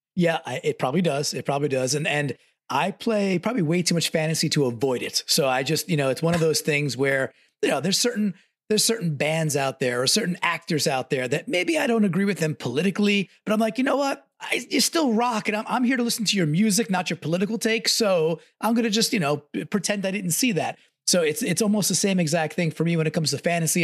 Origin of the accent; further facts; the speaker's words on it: Long Island, New York, United States; born and raised on Long Island